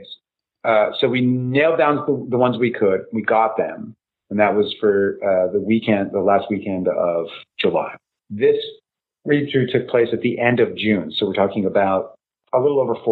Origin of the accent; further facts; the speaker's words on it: Winnipeg, Manitoba, Canada; moved away; I'm from the north end of Winnipeg. It's where I was born. I was born in the worst fucking neighborhood in Winnipeg